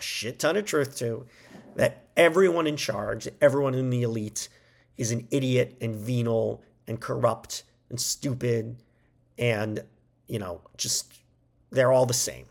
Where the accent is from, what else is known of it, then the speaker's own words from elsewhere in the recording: United States; we as Americans